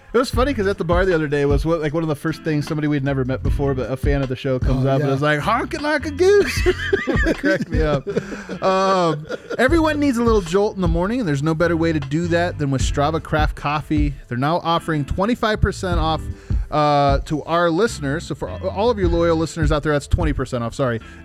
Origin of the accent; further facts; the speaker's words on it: Colorado, United States; And just because we're from Colorado.